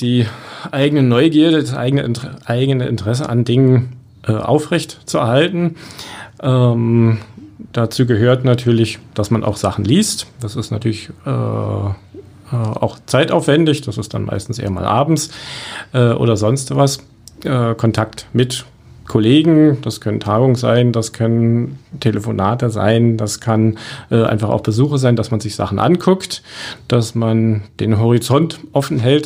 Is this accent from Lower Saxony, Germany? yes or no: no; Berlin, Germany; moved away as an adult; now in Cottbus, Germany; Ich komme ja aus Berlin